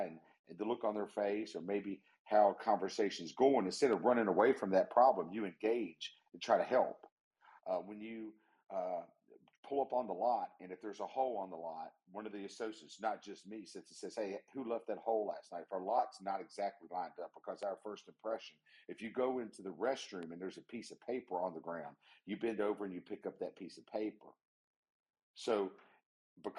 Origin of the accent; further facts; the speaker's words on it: West Virginia, United States; the wonderful, beautiful state of West Virginia, my home state.